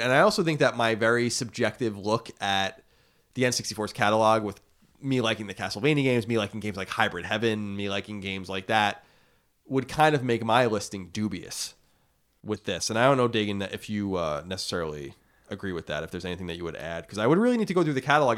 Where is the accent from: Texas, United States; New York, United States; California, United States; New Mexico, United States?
New York, United States; Long Island; born or raised there